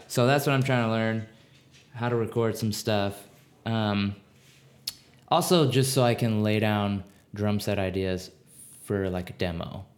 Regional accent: Maryland, United States; moved away as an adult; now in Minneapolis, United States; I grew up in Maryland.

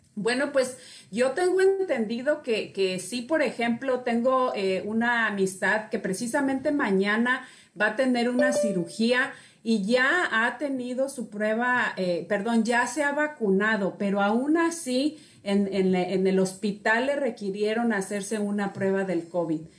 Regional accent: Mexico; yo soy mexicana, soy pues latina

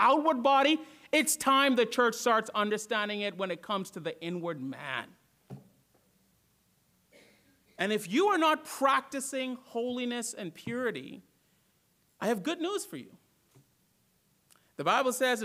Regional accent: Bahamas; also born or lived in Florida / North Georgia; now in Georgia, United States; When I grew up in the Bahamas, we had no mountains

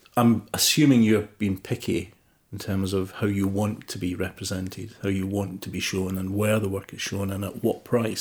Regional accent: Motherwell, Scotland, United Kingdom; my hometown in Motherwell in Scotland

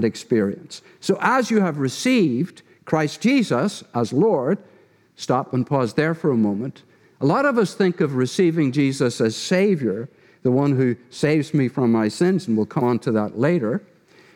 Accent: Derry, Northern Ireland, United Kingdom; moved away; my wife Donna and I are from Ireland, from the town of Derry.

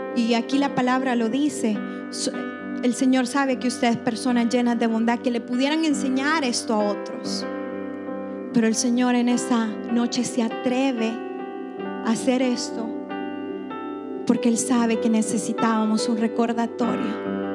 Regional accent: El Salvador; soy bien salvadoreña en eso

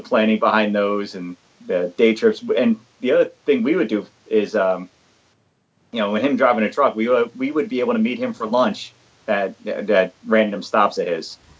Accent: Philadelphia, Pennsylvania, United States; where I grew up in Philadelphia

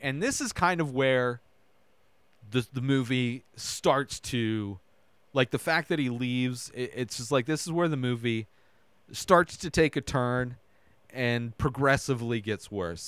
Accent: Southern California, United States; born or raised there; also born or lived in Idaho

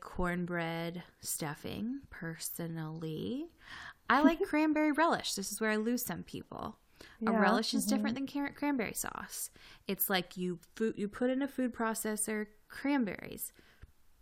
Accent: the South, United States; we're both from the South

